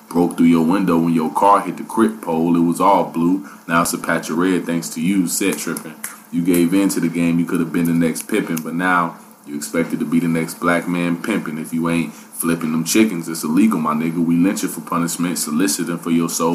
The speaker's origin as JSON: {"language": "English", "town": "Dayton", "region": "Ohio", "country": "United States", "said": "I'm from Dayton"}